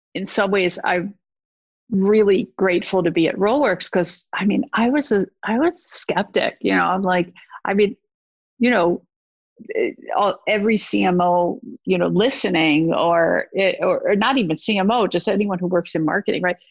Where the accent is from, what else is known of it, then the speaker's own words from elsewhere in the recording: East Coast, United States; I am from the East Coast